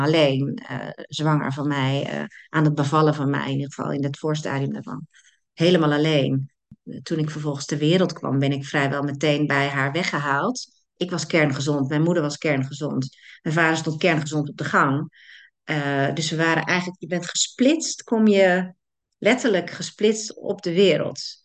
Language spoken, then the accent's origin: Dutch; Netherlands; wij als Nederlanders